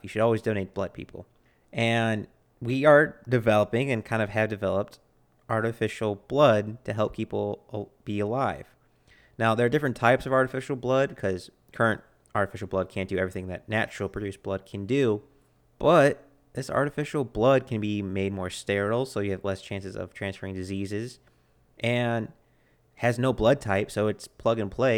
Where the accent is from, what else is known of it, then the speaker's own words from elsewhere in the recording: United States; I'm an American